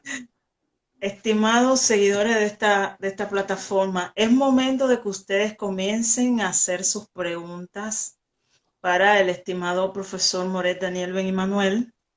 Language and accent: Spanish; Dominican Republic; yo soy de República Dominicana